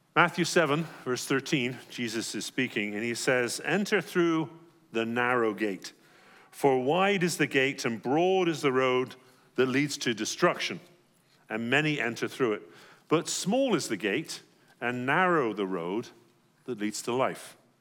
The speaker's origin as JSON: {"language": "English", "region": "England", "country": "United Kingdom", "tie": "born or raised there", "moved": "yes", "said": "growing up in England"}